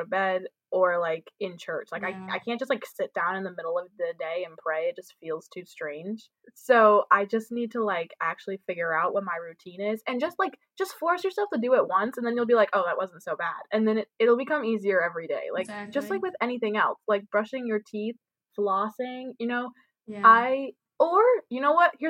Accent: New York, United States; I'm from New York and the East Coast, and that's just how we are.

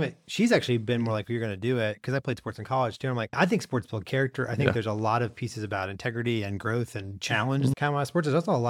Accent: St. Louis, Missouri, United States; the school district next to us was Ferguson. I grew up in Florissant, was Ferguson, where like all the Ferguson riots and things were. Right? Yeah. So that is the edge of where I grew up.

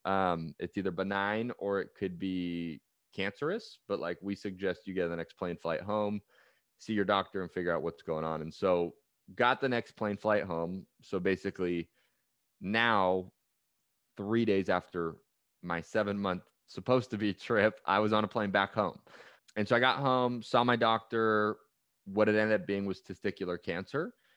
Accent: Bay Area, California, United States; I grew up in the Bay Area

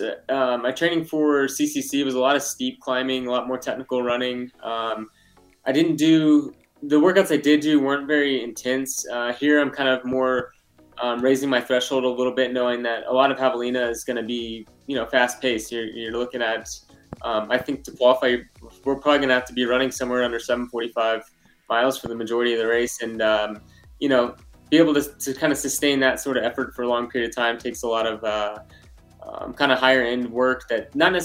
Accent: Texas, United States; moved away; I grew up in Texas, so spent a lot of time in the heat when I was younger

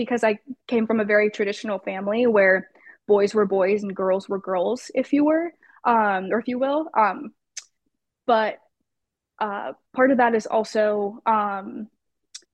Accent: Los Angeles, California, United States; I'm born and raised in Los Angeles

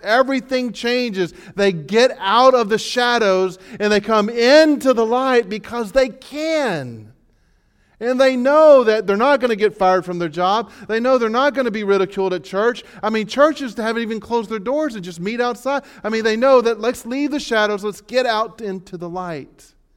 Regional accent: Texas, United States; we're from Texas

